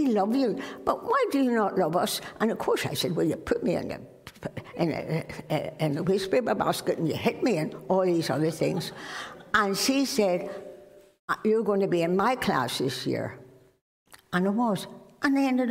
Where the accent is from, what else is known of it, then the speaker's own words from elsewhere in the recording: Belfast, Northern Ireland, United Kingdom; I was born in Belfast, and I grew up obviously in Belfast, and I went to Belmont School